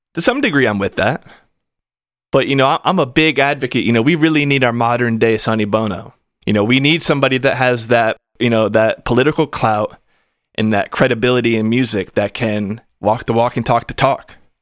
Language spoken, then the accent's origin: English; United States; I am American. I come from the U S